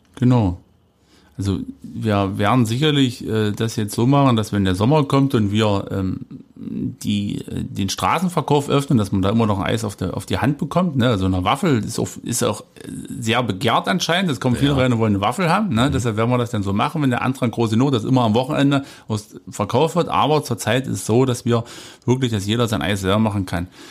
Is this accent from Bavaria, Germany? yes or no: no; Jessen, Saxony-Anhalt, Germany; ich komme aus einem kleinen Ort, da gab es eine Eisdiele